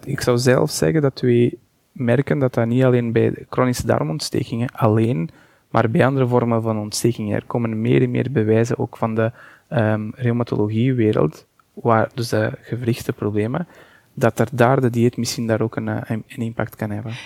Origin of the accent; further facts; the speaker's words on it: Portugal; Dutch is a second language; moved away as an adult; now in Belgium; Ik ben Portugees en ik ben daar afgestudeerd en ik ben pas in 2010 naar België vertrokken.